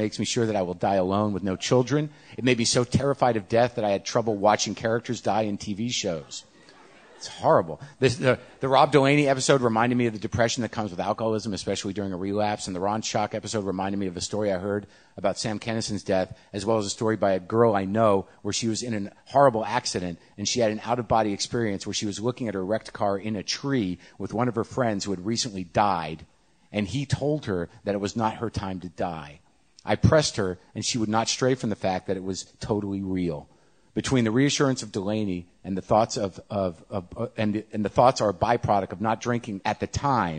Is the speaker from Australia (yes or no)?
no; Canada; also born or lived in China; Disclosure, I am a Canadian white guy. I speak Chinese. Lived in China. I'm married to a Taiwanese woman.